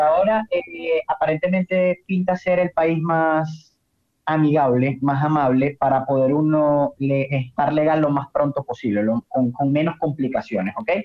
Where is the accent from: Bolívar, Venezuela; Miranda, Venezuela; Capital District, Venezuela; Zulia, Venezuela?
Zulia, Venezuela; Maracaibo; de Maracaibo, de aquí nací, aquí crecí, aquí todo